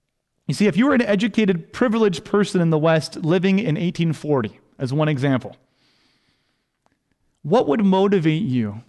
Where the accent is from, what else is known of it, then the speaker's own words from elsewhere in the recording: India; first language Hindi; English is a second language; Bible translators and missionaries did not merely give me my mother tongue, Hindi.